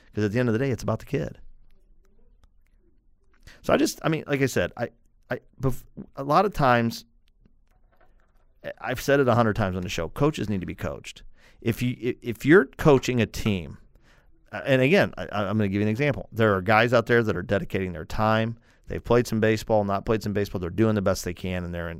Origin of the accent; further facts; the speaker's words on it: St. Louis, Missouri, United States; I'm from St. Louis, the Cardinals in the 80s